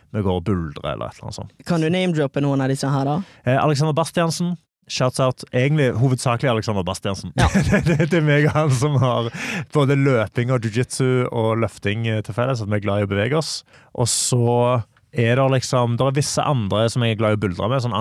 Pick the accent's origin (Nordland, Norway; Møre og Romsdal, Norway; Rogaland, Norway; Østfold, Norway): Rogaland, Norway; Stavanger; Åh, jeg ville sagt stavangerfolk kan være eh, de, Vi er litt som bergensere.